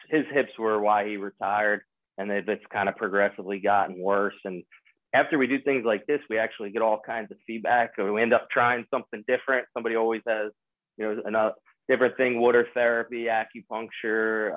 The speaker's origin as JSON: {"language": "English", "town": "Springfield", "region": "Pennsylvania", "country": "United States", "tie": "born or raised there", "said": "I'm from Springfield, Delaware County, right outside of Pennsylvania"}